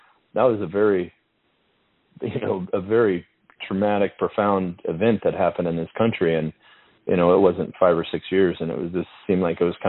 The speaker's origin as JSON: {"language": "English", "country": "United States", "said": "as an American soldier and as an American"}